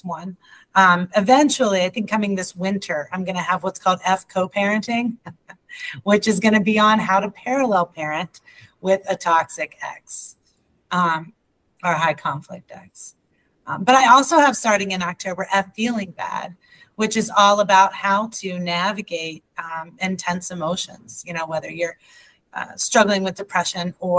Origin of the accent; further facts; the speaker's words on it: United States; first language English; also born or lived in Hamilton, Ohio; I am that American. I only speak English